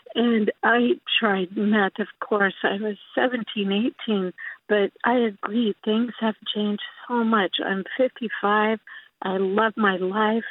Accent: Imperial Beach, California, United States; also born or lived in San Anselmo; now in San Rafael, United States; I grew up in Imperial Beach

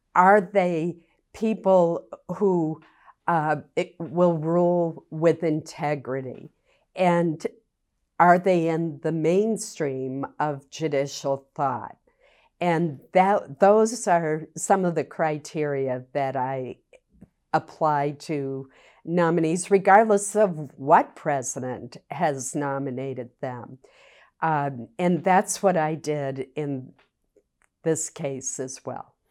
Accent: Maine, United States; I was very fortunate growing up in Maine

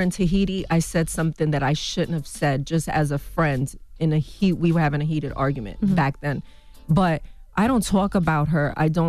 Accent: Bronx, New York, United States; I grew up in the Bronx.

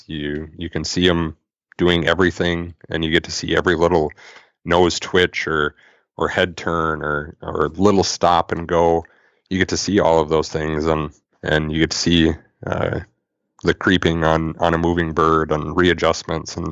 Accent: Thief River Falls, Minnesota, United States; now in Bemidji, United States; growing up in Thief River

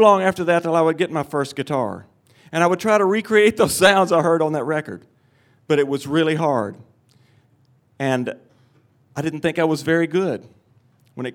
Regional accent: Cottage Grove, Tennessee, United States; I was 8 years old, and I lived in my hometown of Cottage Grove, Tennessee

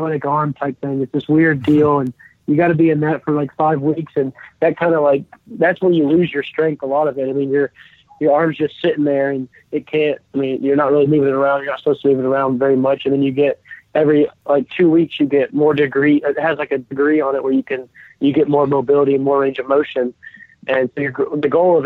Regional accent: Acworth, Georgia, United States; growing up in Atlanta, I was a Braves fan

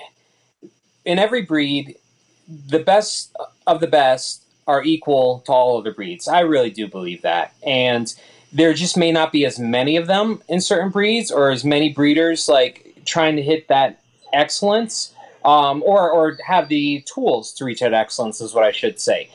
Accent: Connecticut, United States; I'm from Connecticut.

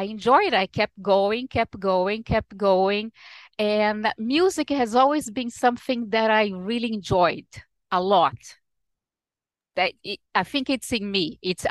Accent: Rio de Janeiro, Brazil; English is a second language; now in United States; Yes, I was born in Rio, which is today's Rio's 458th anniversary.

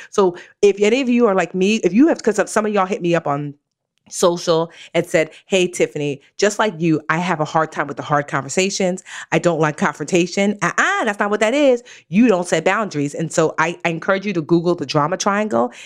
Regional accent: Nigeria; I'm Nigerian

